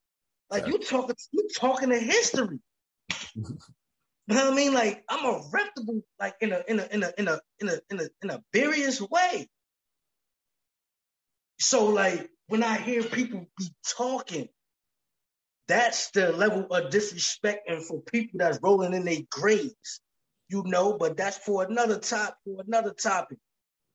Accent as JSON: {"language": "English", "region": "East Coast", "country": "United States", "lives_now": "Los Angeles, United States", "said": "I'm from the East Coast, man. And I got ties all throughout here in LA."}